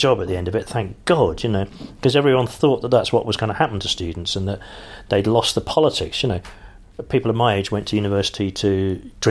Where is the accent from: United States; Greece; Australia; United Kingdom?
United Kingdom; London; I am a Londoner